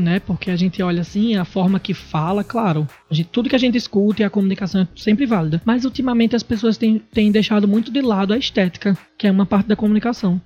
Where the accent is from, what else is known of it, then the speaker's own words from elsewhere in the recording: Natal, Rio Grande do Norte, Brazil; moved away as an adult; now in São Paulo, Brazil; Sou daqui de Natal e atualmente estou morando em São Paulo.